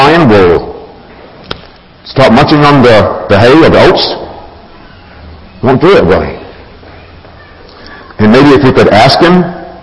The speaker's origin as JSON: {"language": "English", "region": "Alabama", "country": "United States", "tie": "born or raised there", "said": "a farm boy, raised in Alabama, meat and potatoes guy"}